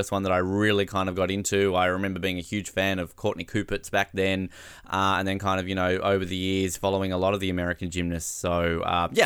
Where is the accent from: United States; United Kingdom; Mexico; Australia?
Australia; as an Australian